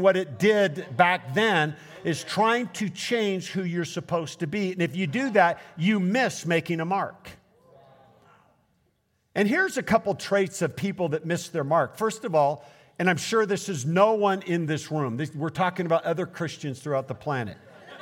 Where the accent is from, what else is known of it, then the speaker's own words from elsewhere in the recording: Portland, United States; I'm from Portland